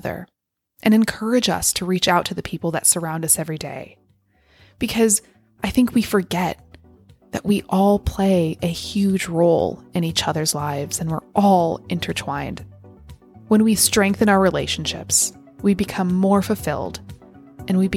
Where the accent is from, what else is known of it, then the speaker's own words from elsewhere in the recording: California, United States; moved away as an adult; also born or lived in United Kingdom; moved back to the US in my home state of California